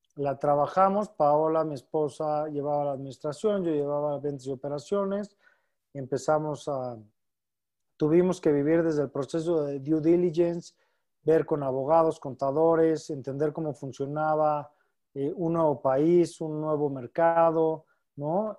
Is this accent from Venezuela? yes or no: no; Mexico; Toda nuestra familia está aquí en México y, sin lugar a dudas somos muy familiares. Eh, como buenos mexicanos, muéganos